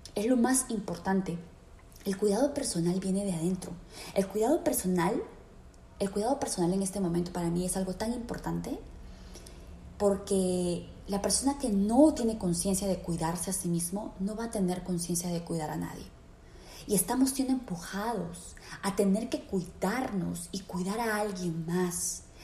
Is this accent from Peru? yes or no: yes; Peru; en mi país, en Perú